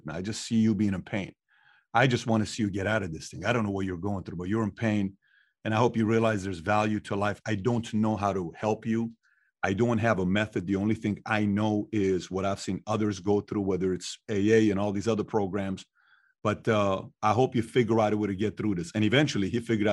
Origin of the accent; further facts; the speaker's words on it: Iran; moved away; growing up in Iran